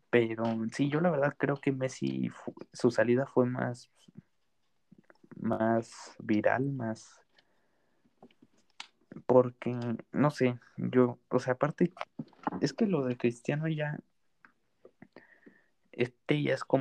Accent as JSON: {"language": "Spanish", "town": "Madrid", "region": "Community of Madrid", "country": "Spain", "said": "la verdad yo que soy de Madrid me dolió que que se fuera la Liga española"}